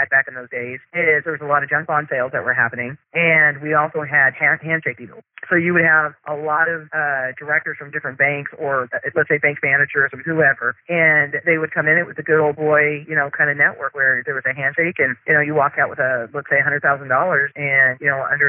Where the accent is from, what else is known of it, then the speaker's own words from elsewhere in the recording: Midwest, United States; now in Arizona, United States; I grew up in the Midwest, smaller towns